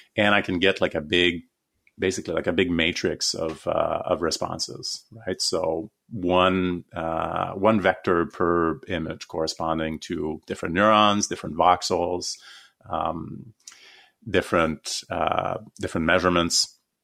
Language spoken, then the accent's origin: English; Canada; so I'm Canadian